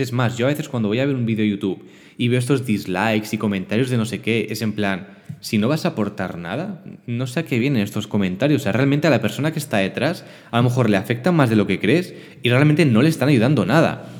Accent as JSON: {"language": "Spanish", "town": "Barcelona", "region": "Catalonia", "country": "Spain", "tie": "born or raised there", "also_born_or_lived": "L'Hospitalet de Llobregat", "said": "Yo soy de Barcelona, vivo aquí en, en Hospitalet, que bueno, en Cataluña, ¿no? de forma más genérica. Y nací, crié, estudié todo aquí"}